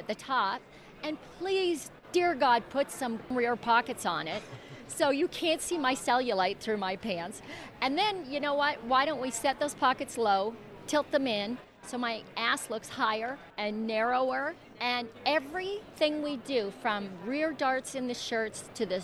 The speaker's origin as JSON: {"language": "English", "town": "Calgary", "region": "Alberta", "country": "Canada", "tie": "born or raised there", "moved": "yes", "said": "I grew up in Calgary"}